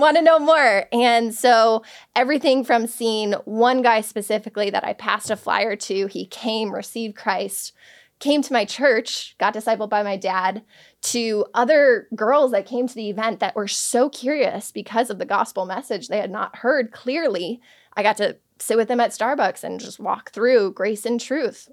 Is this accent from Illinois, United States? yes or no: yes; Palatine, Illinois, United States; my hometown, Palatine, Illinois